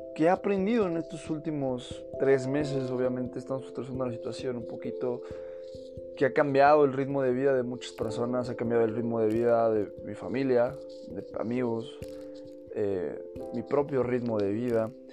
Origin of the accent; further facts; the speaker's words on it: Mexico; soy mexicano